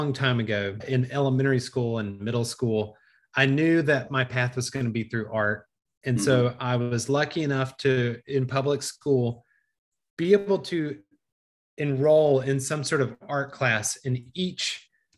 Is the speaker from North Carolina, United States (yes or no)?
yes; Greensboro, North Carolina, United States; also born or lived in Sarasota, Florida; my wife and I moved back to Greensboro. I'm from Greensboro